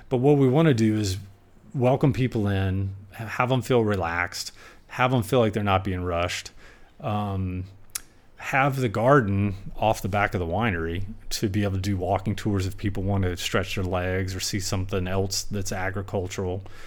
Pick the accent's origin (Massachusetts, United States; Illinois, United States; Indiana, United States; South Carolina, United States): South Carolina, United States; now in Napa Valley, United States; growing up in Sum-, South Carolina